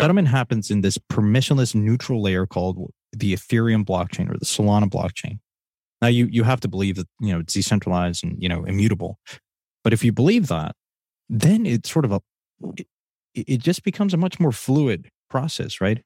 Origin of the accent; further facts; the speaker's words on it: Mexico; moved away; growing up in Mexico